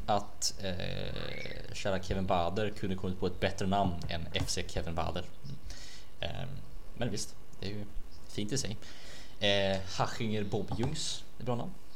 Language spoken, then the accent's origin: Swedish; Sweden; vi svenskar